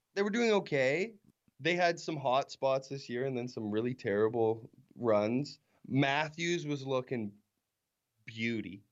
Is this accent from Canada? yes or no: yes; Weyburn, Saskatchewan, Canada; growing up in Weyburn